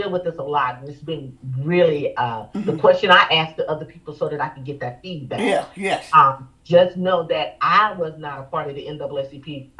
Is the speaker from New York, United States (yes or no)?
no; Alabama, United States; and I was born and raised in Alabama